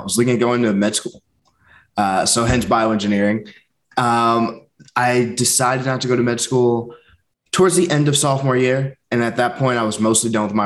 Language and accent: English; Long Island, New York, United States; also born or lived in Boston / Portland; I'm from Long Island. I grew up there, spent most of my life there